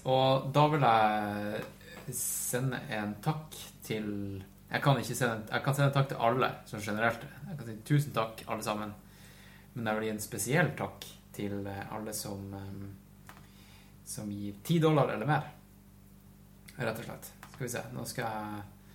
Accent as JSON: {"language": "Norwegian", "town": "Tromsø", "region": "Troms", "country": "Norway", "moved": "yes", "said": "jeg var faktisk hjemme i Tromsø i helga. Da hadde mamma kjøpt inn Melbu kaviar"}